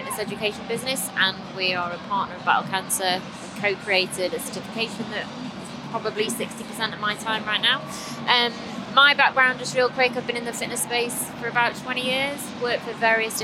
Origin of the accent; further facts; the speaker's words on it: Stoke-on-Trent, West Midlands, United Kingdom; I'm from Stoke originally